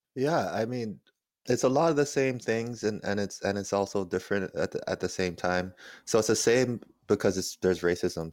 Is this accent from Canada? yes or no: yes; Toronto, Ontario, Canada; I am from Toronto, which is the real north